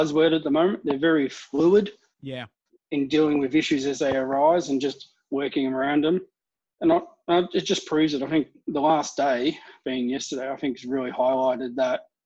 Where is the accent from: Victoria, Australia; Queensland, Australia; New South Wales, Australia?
Victoria, Australia; Melbourne; I'm from Melbourne.